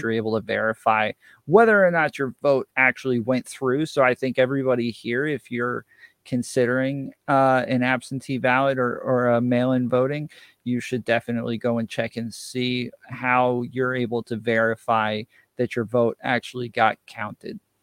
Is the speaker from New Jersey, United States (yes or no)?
no; New York, United States; now in Atlanta, United States; I'm originally from New York